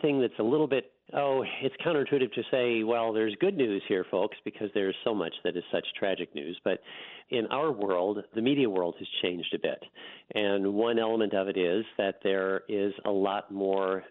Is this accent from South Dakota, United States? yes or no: yes; South Dakota, United States; moved away; when I was a kid growing up in South Dakota